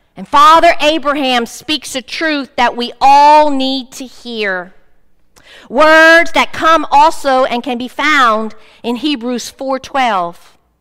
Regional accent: South Louisiana, United States; I'm from South Louisiana

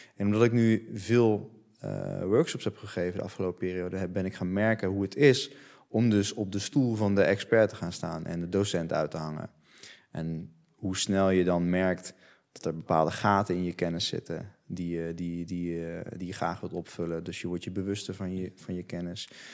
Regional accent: Netherlands; ik ben opgegroeid in Nederland. Dus ik spreek Nederlands

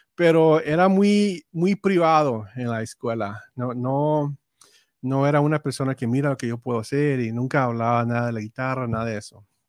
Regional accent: Robstown, Texas, United States; first language English; Spanish is a second language; nací en Robson, Texas

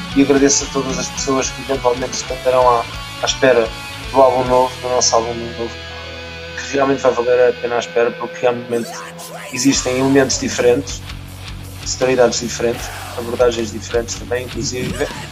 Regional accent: Malveira, Lisbon, Portugal; eu sou daqui da, da zona de Mafra, sou da Malveira

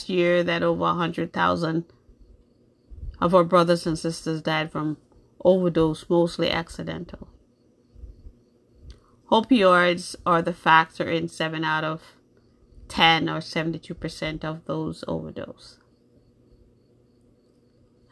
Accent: New York, United States; also born or lived in Jamaica; now in Massachusetts, United States; I was born in Jamaica. I grew up in New York most of my life. I live in Massachusetts now

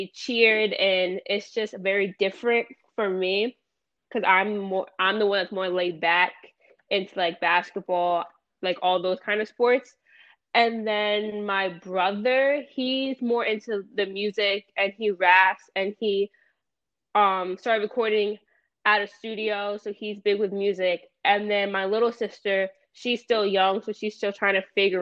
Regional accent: Lakewood, New Jersey, United States; I was born in Kimball, New Jersey

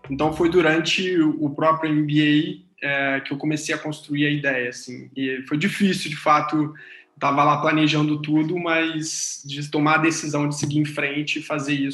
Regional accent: Rio de Janeiro, Brazil; Eu, sou do interior do Rio, os meus pais tinham uma sorveteria dessas

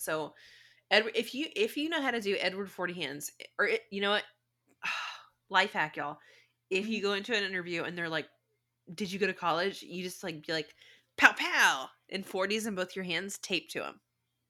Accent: Spain; moved away as an adult; I come from Spain.

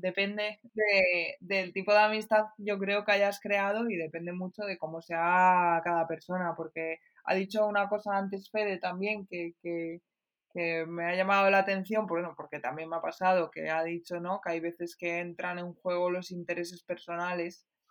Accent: Pastrana, Castilla-La Mancha, Spain; soy de Pastrana

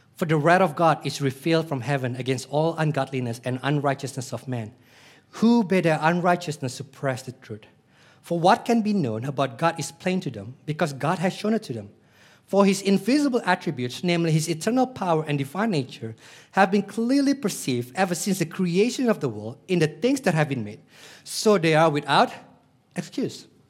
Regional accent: Denpasar, Bali, Indonesia; I was born in Denpasar, Bali, Indonesia

